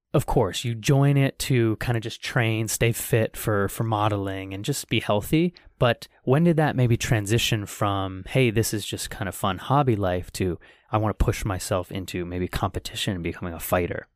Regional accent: United States; being American

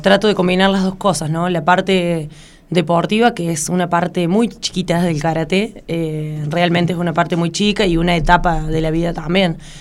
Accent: Río Cuarto, Córdoba, Argentina; soy la única de Río Cuarto

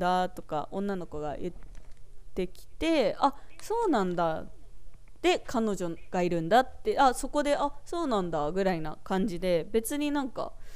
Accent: Japan; moved away as an adult; now in United States; 私たち、日本で育った

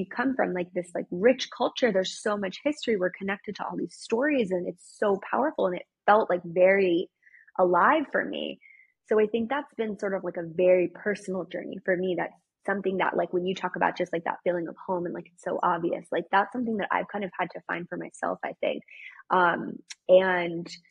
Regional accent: outside of New York, United States; moved away as an adult; also born or lived in France; now in Mallorca, Spain; I grew up outside of New York

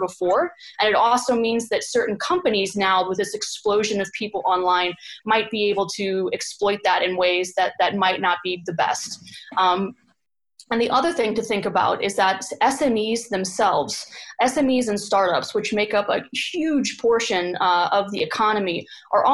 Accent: United States; moved away; I'm an American coming from the States.

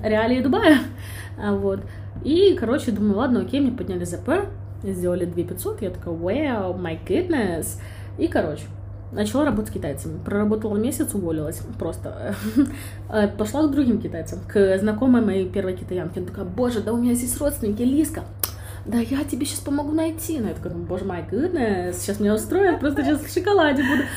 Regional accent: Kyiv, Ukraine; moved away as an adult; also born or lived in China; now in Dubai, United Arab Emirates; я родом из Киева

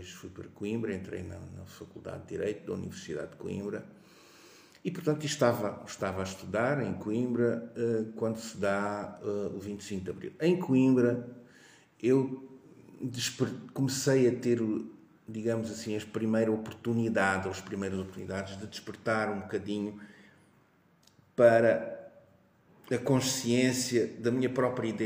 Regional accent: Quelimane, Zambezia, Mozambique; eu devo dizer que eu sou natural de Climane, mas eu sou um pouco um produto de, de todo o norte de Moçambique, porque a minha vida foi foi vivida em, em, todas as províncias do norte do país.

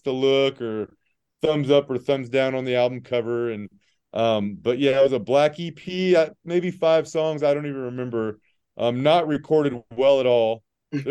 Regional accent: Southern California, United States; moved away as an adult; also born or lived in Hays, Kansas; I was from Southern California

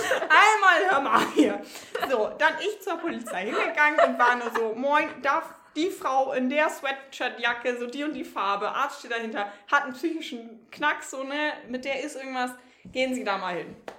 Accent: Northern Germany, Germany; für mich als Norddeutsche

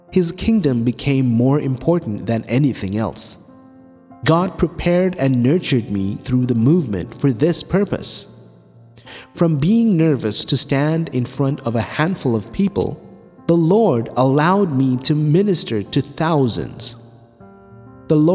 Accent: Kumbalam, Kerala, India; now in UAE; I come from Kumbalam Parish in the district of Kollam in Kerala. For the past 13 years, I have been working in a company in the UAE.

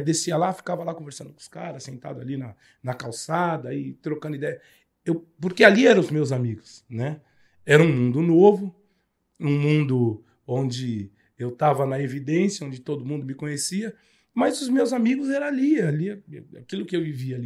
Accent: Peruche, São Paulo, Brazil; Eu sou nascido e criado na Unidos da Peruche.

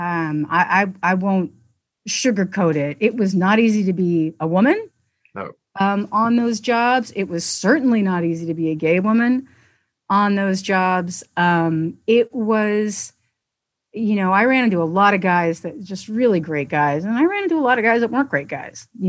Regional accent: Santa Cruz, California, United States; moved away as an adult; now in Massachusetts, United States; I grew up in Santa Cruz, California

